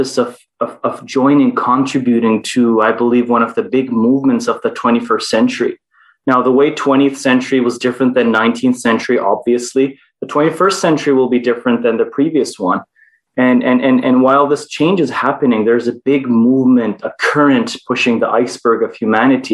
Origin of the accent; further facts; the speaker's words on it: Istanbul, Turkey; also born or lived in Toronto, Canada; I was born in Canada and Toronto, raised most of my life in Istanbul, Turkey